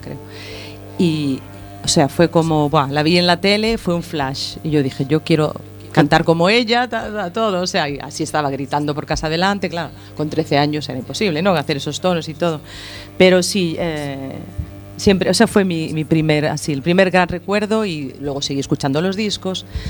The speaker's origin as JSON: {"language": "Spanish", "region": "Galicia", "country": "Spain", "said": "como soy gallega"}